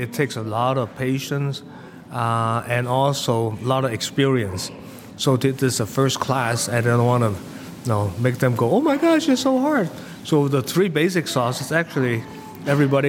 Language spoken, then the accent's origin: English; Hong Kong; moved away as an adult; I came from Hong Kong. Came for the college, and I never really worked in Hong Kong